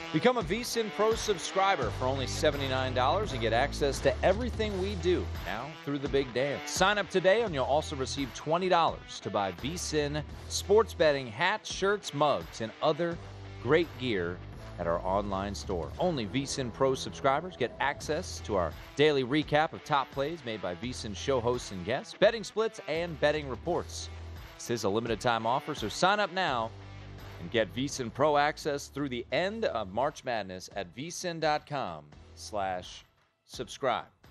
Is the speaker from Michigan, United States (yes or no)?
no; Washington, District of Columbia, United States; my hometown there